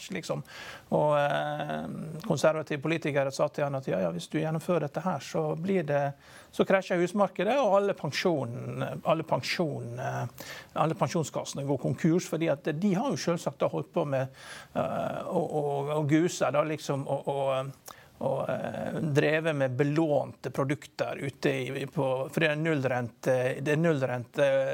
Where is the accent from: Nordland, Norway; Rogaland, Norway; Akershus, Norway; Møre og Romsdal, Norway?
Møre og Romsdal, Norway; Vigra; Vigra, som der jeg kommer fra